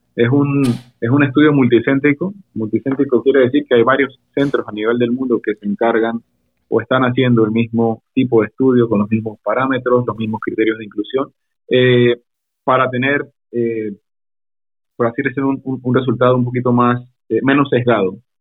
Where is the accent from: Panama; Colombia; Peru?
Panama; also born or lived in Panama City, Panama; yo soy panameño, resido en la ciudad, específicamente en el área de Llano Bonito, Juan Díaz.